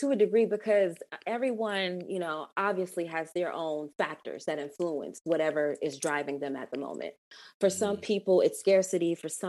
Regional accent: Atlanta, Georgia, United States; growing up in Atlanta, you know what I mean? And seeing it turn from what it was to what it is now.

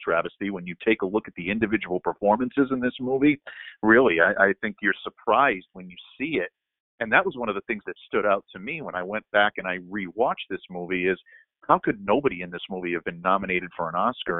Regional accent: Northeast, United States; we grew up in the Northeast

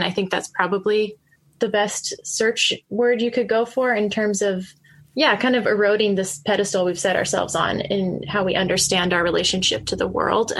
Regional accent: United States; moved away as an adult; now in Myanmar; we have a heritage as American Christians

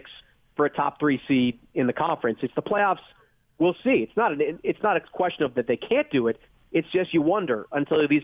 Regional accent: Northeast, United States; also born or lived in Boston; I've lived in the Northeast my entire life

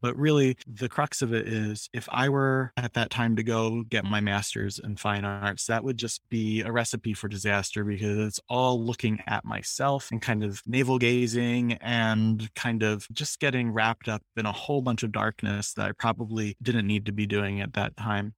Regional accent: Philadelphia, Pennsylvania, United States; I come from, so in Philadelphia, um, you're either Italian or Irish. and I'm the Irish version

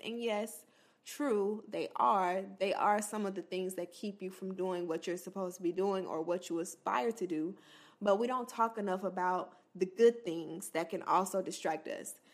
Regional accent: Florida, United States; an H B C U in Florida, my home state

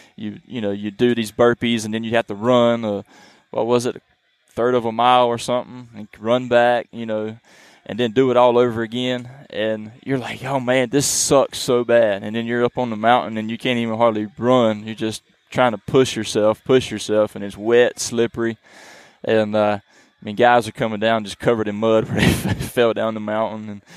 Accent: eastern North Carolina, United States; I am from the eastern part of North Carolina. We call that the Coastal Plains region

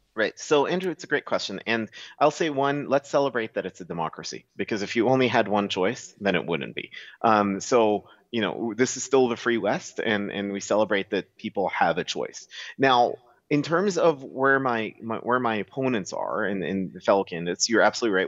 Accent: Dubai, United Arab Emirates; moved away as an adult; now in Alberta, Canada; born and raised in Dubai, pretty much as city kids

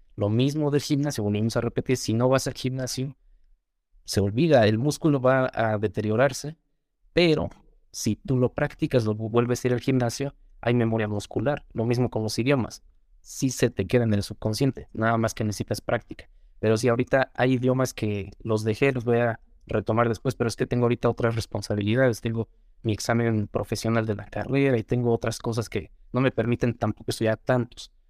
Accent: Mexico; first language Spanish; Yo me crié principalmente aquí en México, entonces nací aquí, evidentemente. Soy mexicano, siempre he vivido aquí

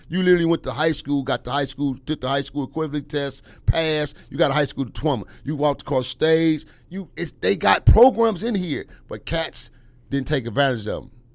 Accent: Los Angeles, California, United States; I'm from Watts

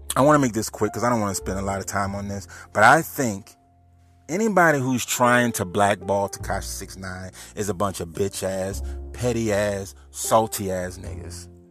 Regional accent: New Orleans, Louisiana, United States; moved away as an adult; now in Homer, United States; I'm from New Orleans

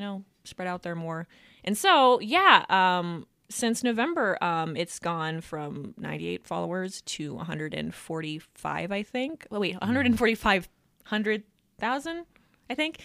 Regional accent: Reno, Nevada, United States; I am from Reno, Nevada. I was born and raised here. Yeah, I've been here all my life.

